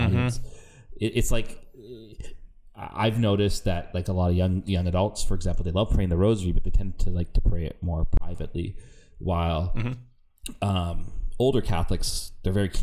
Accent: Canada; I'm Canadian

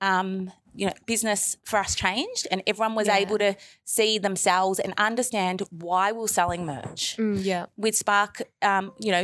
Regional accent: Melbourne, Victoria, Australia; I'm a Gundajamara woman and my family were very involved in the establishment of Aboriginal health services here in, you know, actually just around the corner from the school in Fitzroy

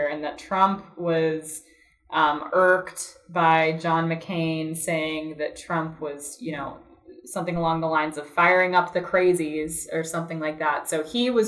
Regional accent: an area not far from McKees Rocks, Pennsylvania, United States; now in New Hampshire, United States; I'm from an area not far away

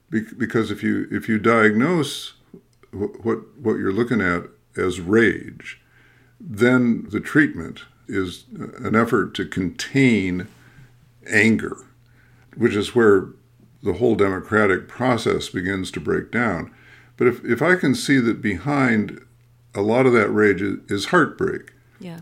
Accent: Midwest, United States; I'm a Midwesterner too, uh, who's you know who was formed or deformed in the culture of nice

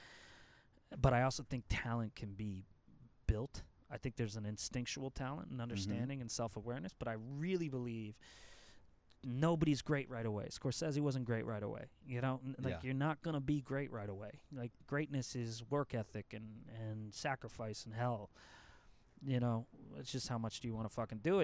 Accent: New England, United States; moved away; growing up in New England

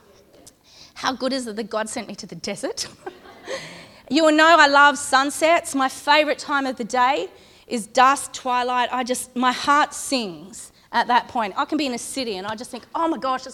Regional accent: Condobolin, New South Wales, Australia; also born or lived in Ulladulla; I'm from Condobolin, which is outback New South Wales, about 500 kilometres that way.

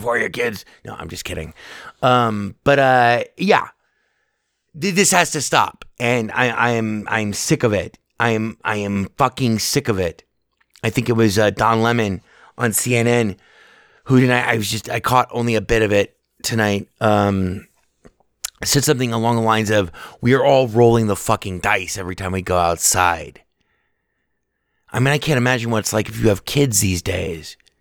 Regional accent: United States; as an American

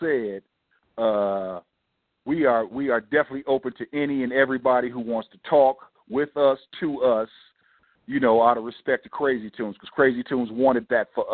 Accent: West Coast, United States; we're from the West Coast

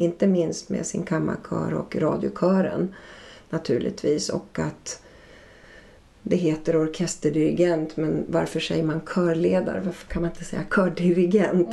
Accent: Ludvika, Dalarna County, Sweden; där jag växte upp i Ludvika i Dalarna

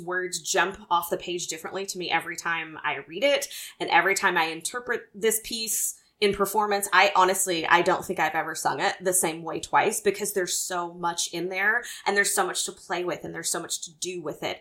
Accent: the South, United States; moved away; growing up in the South

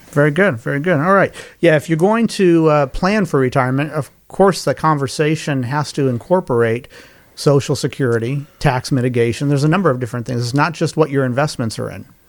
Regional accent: Colorado, United States; moved away as an adult; now in Carolinas, United States; my home state is Colorado. I, uh, have lived in Colorado, uh, in Carolinas now more than I've lived in Colorado, but Colorado's still kind of my home base

